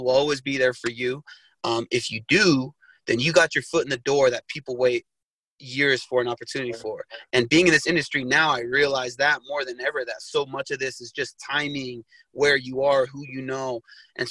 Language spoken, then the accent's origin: English; Sandy, Utah, United States; Utah's definitely home. It's where I've spent most of my life. I grew up in Sandy, Utah